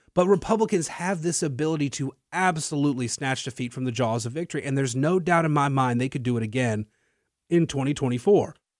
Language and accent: English; Natchitoches, Louisiana, United States; now in Lafayette, United States; I'm from Natchitoches